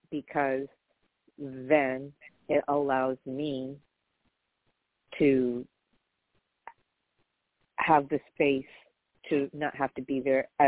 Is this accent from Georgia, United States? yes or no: yes; Atlanta, Georgia, United States; So now I'm from Atlanta.